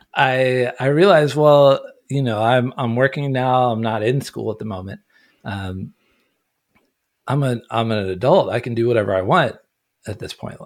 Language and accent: English; Ohio, United States; moved away; also born or lived in Orange County, California; But no, I grew up in Ohio. I grew up in a log cabin in the woods